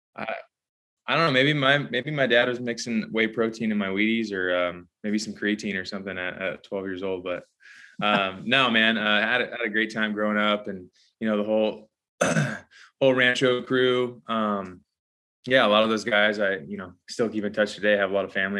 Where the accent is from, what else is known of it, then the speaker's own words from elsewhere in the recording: Whittier, California, United States; moved away as an adult; now in Nashville, United States; I grew up in Whittier, California.